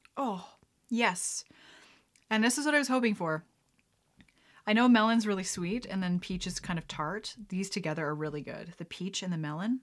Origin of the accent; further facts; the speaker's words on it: Lethbridge, Alberta, Canada; also born or lived in Calgary; growing up in Lethbridge, November can be anywhere from beautiful and sunny to terrible